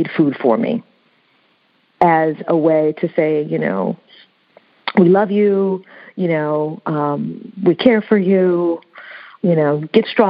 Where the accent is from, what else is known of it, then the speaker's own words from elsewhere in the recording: United States; first language English; I'm American, but when I, here I'm a Black American